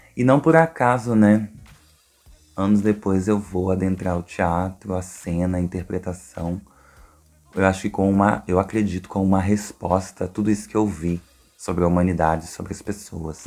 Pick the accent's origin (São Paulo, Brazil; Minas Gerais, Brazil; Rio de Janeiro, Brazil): Rio de Janeiro, Brazil; Duque de Caxias; eu sou de Duque de Caxias